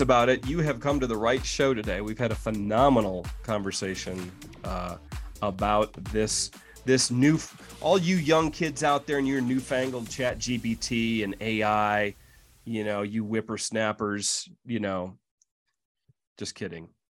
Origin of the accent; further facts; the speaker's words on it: Midwest, United States; now in Colorado, United States; us Midwesterners in Colorado